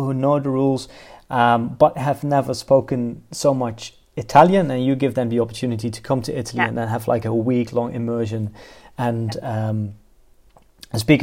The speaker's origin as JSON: {"language": "English", "country": "Netherlands", "second_language": "English"}